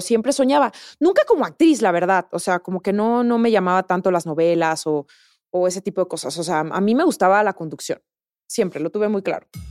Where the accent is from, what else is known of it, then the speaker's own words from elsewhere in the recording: La Piedad, Michoacán, Mexico; moved away as an adult; also born or lived in Guadalajara, Mexico; now in Mexico City, Mexico; crecí en La Piedad